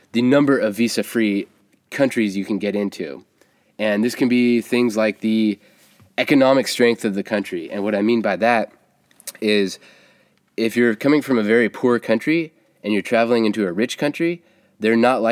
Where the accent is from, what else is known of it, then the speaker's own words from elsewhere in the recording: United States; as an American